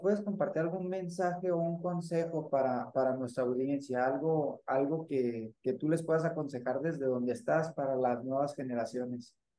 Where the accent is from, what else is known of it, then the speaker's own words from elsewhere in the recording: Chihuahua, Mexico; yo como chihuahuense